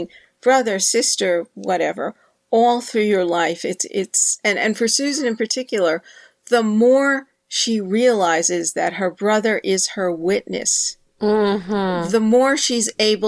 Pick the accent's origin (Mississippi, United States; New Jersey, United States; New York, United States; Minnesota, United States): New York, United States; New York City; my brother and I were raised near Yankee Stadium